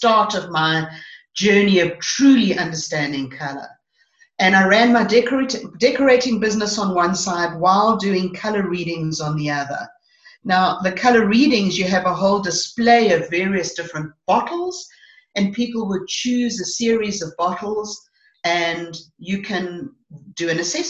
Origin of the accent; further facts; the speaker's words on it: Johannesburg, Gauteng, South Africa; moved away as an adult; also born or lived in White River; People didn't really accept me because I was from Joburg